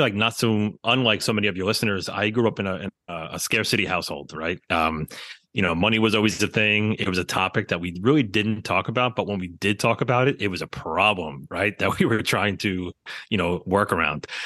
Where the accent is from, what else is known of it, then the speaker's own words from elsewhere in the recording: New York City, New York, United States; growing up in the New York City area